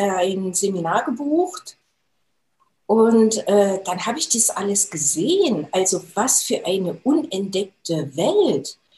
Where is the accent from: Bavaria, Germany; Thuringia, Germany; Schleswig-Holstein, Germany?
Thuringia, Germany; Jena; Äh, ich bin gebürtige Thüringerin und habe auch äh, die Thüringer Kost äh, abbekommen in meinen jungen Jahren. habe dann im Institut für Transfusionswesen gearbeitet, da in Jena. Also ich komme aus Jena